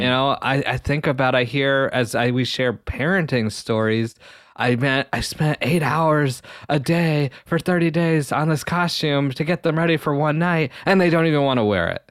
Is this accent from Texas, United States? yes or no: no; the Southwest, New Mexico, United States; now in Ohio, United States; growing up in the Southwest